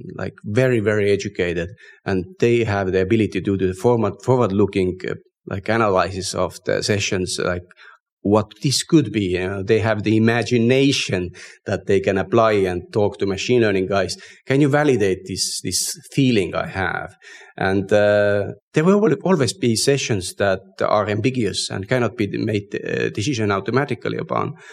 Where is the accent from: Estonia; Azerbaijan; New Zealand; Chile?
Estonia; we come from Estonia, which is digitally very advanced